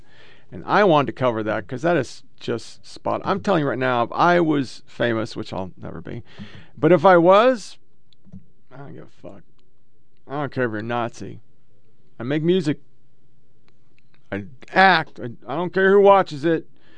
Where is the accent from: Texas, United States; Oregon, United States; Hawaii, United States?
Oregon, United States; I'm from Oregon, so I should not be twanging, but somehow I twang